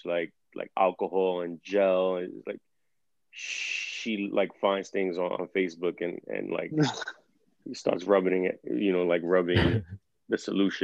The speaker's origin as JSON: {"language": "English", "town": "New York City", "region": "New York", "country": "United States", "also_born_or_lived": "Bronx", "said": "Originally from Brooklyn"}